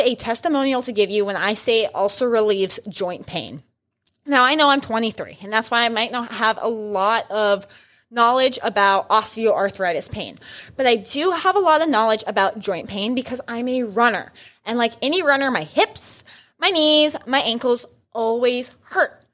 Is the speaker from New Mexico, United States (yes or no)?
yes; New Mexico, United States; I grew up in New Mexico